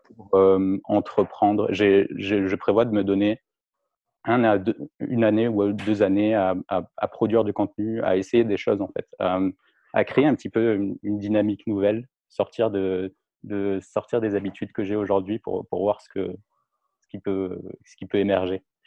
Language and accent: French; France; moved away as an adult; now in Montreal, Canada; je suis français, ça fait deux ans que, je vis maintenant à Montréal